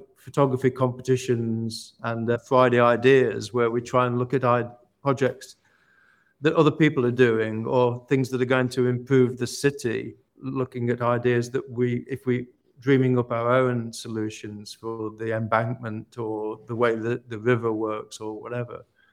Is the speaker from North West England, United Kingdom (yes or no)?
no; Ilkeston, East Midlands, United Kingdom; I've just bought an old church in my hometown of Ilkeston in Derbyshire